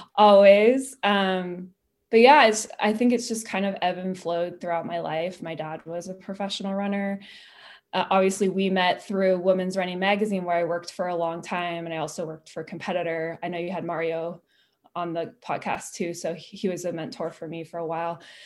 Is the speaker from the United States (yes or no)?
yes; Petaluma, California, United States; moved away; I grew up in Petaluma